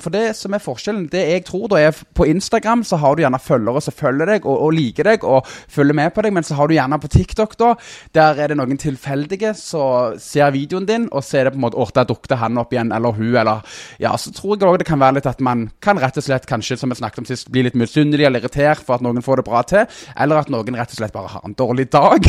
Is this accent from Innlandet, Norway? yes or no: no; Stavanger, Rogaland, Norway; accent: Stavanger dialect; also born or lived in Søgne; bodd i Søgne fram til jeg var fem år, og så flytta vi til Eh, Stavanger